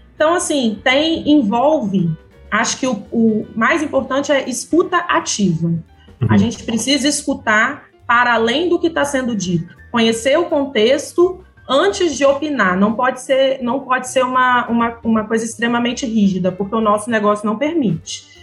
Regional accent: Vitória, Espírito Santo, Brazil; Eu sou de Vitória mesmo

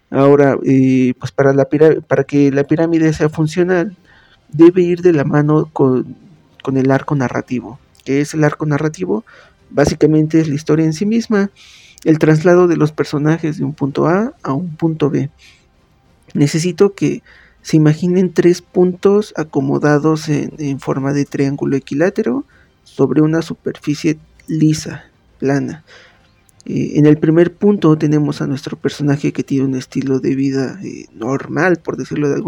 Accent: Pachuca, Hidalgo, Mexico; soy originario de Pachuca Hidalgo, comunicólogo por la Universidad Autónoma del Estado de Hidalgo y corrector de estilo por la Universidad Autónoma de Barcelona.

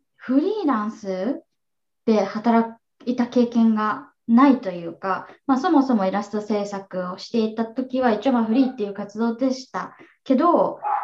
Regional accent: Japan; moved away as an adult; also born or lived in New York, United States; now in Seattle, United States; 県出身で、え国際結婚を経て7年ぐらい前にアメリカに移住してきて

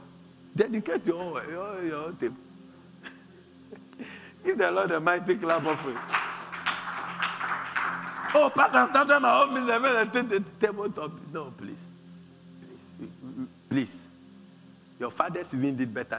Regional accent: Accra, Greater Accra, Ghana; also born or lived in Sakumono; I was born in Kaneshi.

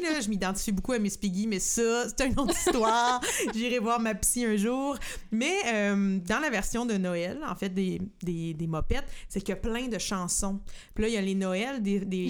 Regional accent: Saint-Norbert, Quebec, Canada; j'ai grandi à Saint-Norbert

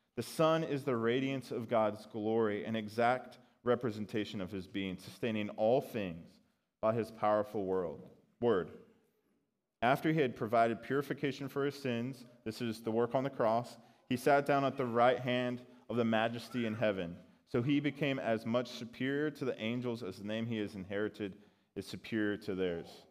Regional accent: Colorado Springs, Colorado, United States; I grew up in Colorado Springs, which is like Christian Mecca

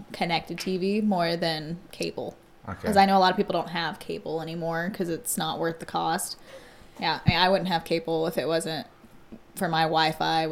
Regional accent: Blacksburg, Virginia, United States; now in Charleston, United States; I'm from Blacksburg, Virginia. So it's like Southwest Virginia

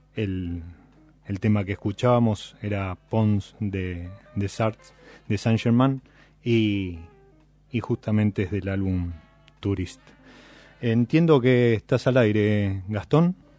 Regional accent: Buenos Aires, Argentina; los que somos de Buenos Aires

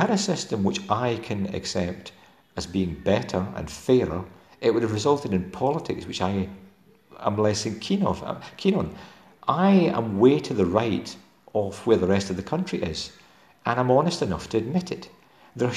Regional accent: Dumfries and Galloway, Scotland, United Kingdom; accent: Galwegian (Dumfries and Galloway); the Dumfries and Galloway folk that I most closely identify with, and you can hear my accent

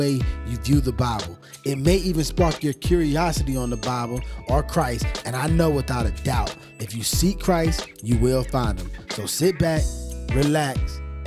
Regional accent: Atlanta, Georgia, United States; moved away as an adult; now in California, United States; I'm from Georgia, right? I'm from Atlanta, Georgia.

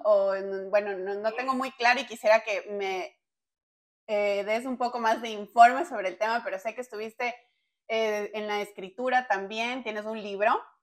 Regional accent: Ecuador; nosotros somos de Ecuador

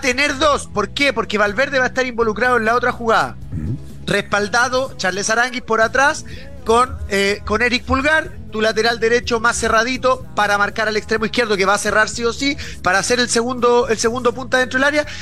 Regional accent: Chile; nosotros somos muy parecidos a los argentinos

